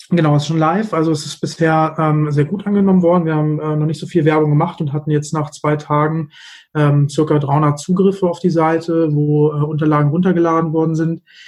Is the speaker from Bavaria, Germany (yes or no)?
no; Hanover, Lower Saxony, Germany; komme aus Hannover